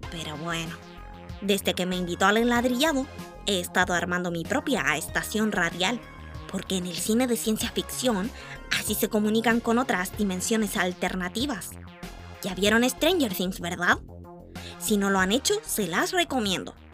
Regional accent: Puerto Cisnes, Aysén, Chile; also born or lived in San Pedro de Atacama; cuando yo era guagua vivimos en San Pedro, en pleno desierto con mi familia, y a los dos años nos fuimos a vivir al frío de Puerto Cisnes.

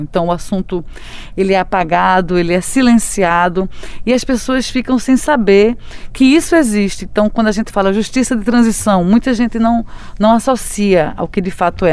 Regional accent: Brazil; nossas vidas enquanto brasileiros

